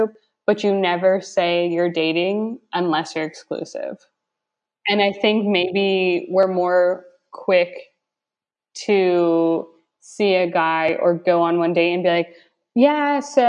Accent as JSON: {"language": "English", "country": "United States", "also_born_or_lived": "Barcelona", "said": "as an American coming abroad"}